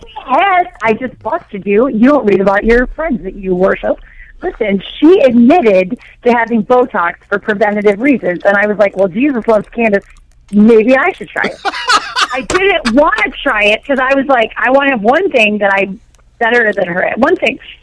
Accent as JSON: {"language": "English", "region": "California", "country": "United States", "said": "I'm from California"}